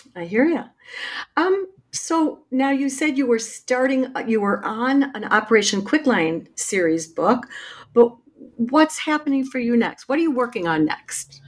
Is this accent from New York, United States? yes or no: no; Chicago, Illinois, United States; my hometown of Chicago